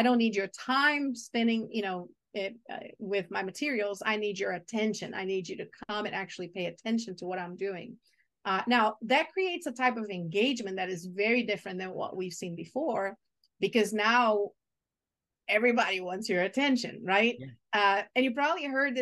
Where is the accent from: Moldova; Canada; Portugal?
Portugal; English is a second language; moved away as an adult; also born or lived in Brazil / Chile / Argentina / Maryland, United States; now in United States; I was born in Brazil. And so the first decade of my life was in Brazil. The second decade was in Portugal. My mom is Portuguese, so I was raised there.